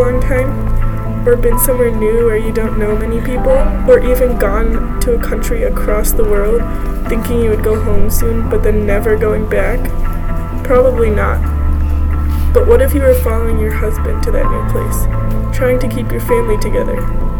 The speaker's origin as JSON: {"language": "English", "town": "Rochester", "country": "United States", "tie": "born or raised there", "said": "I would be back in the comfort of my hometown, Rochester, soon."}